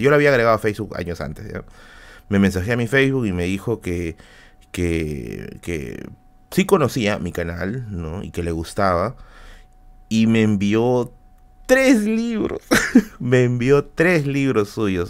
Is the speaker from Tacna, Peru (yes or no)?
yes; Tacna, Peru; moved away; mi tierra natal